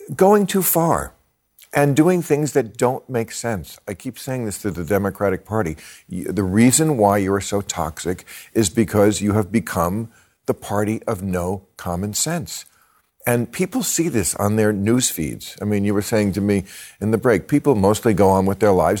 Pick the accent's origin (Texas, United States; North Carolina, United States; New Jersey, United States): New Jersey, United States; born or raised there